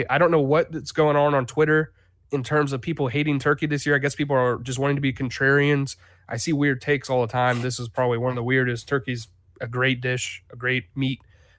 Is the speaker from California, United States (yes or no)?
no; Jacksonville, Florida, United States; I think that the South, you say dressing, you know, but I'm from Jacksonville, but I'm not